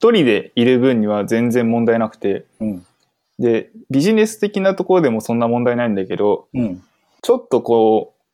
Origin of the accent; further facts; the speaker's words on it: Fukuoka, Japan; 身は福岡なので